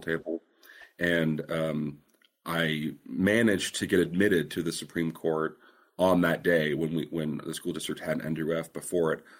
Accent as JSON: {"language": "English", "town": "Fresno", "region": "California", "country": "United States", "also_born_or_lived": "San Francisco, California / Washington, D.C.", "said": "I am from Fresno, California, the, the jewel of the Central Valley"}